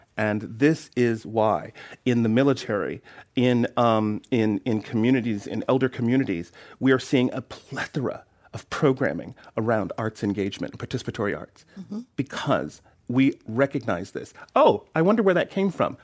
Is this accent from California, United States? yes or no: yes; Oakland, California, United States; poor black child from Oakland